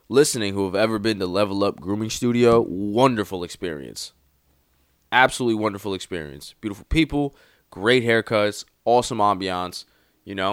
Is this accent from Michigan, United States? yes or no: no; Bronx, New York, United States; I'm from the BX.